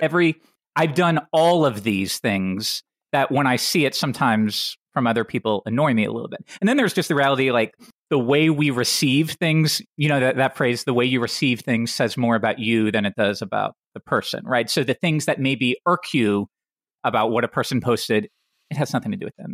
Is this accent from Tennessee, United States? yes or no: yes; Tennessee, United States; I grew up in Tennessee